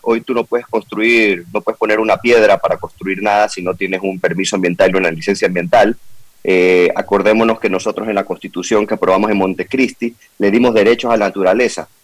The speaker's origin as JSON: {"language": "Spanish", "country": "Ecuador", "said": "como ecuatorianos"}